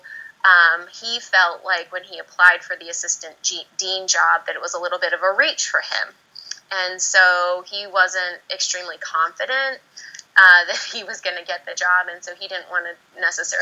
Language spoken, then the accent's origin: English; Virginia, United States; moved away as an adult; also born or lived in Georgia; I'm from Virginia. My family's still in Virginia